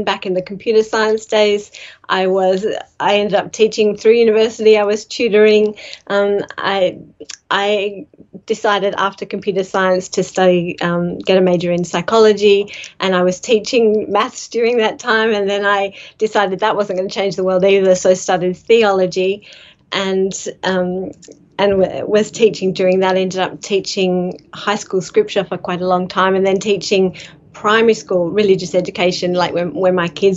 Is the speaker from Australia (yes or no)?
yes; Sydney, New South Wales, Australia; also born or lived in London; I came out when I was a little baby to Sydney, been in the northern beaches of Sydney ever since.